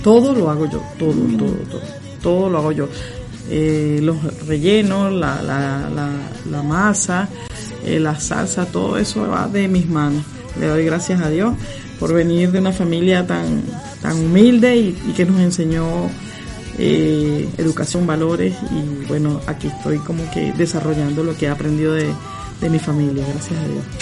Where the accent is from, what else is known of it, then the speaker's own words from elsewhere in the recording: Venezuela; moved away as an adult; now in Argentina; como todos salimos de, nuestro país, de Venezuela